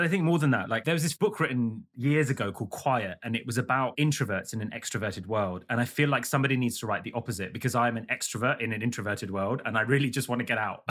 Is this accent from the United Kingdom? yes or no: yes; London, United Kingdom; I grew up in London